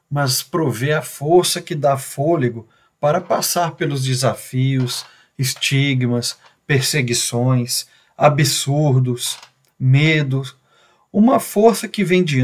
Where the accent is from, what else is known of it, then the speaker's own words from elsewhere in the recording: Belo Horizonte, Minas Gerais, Brazil; now in Goiânia, Brazil; Tenho 43 anos, sou natural de Belo Horizonte, mas já vivo em Goiânia, sou um mineiro goianado já.